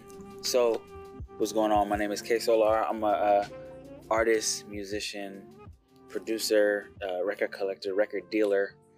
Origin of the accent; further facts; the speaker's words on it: Los Angeles, California, United States; also born or lived in New York; I'm from Los Angeles, California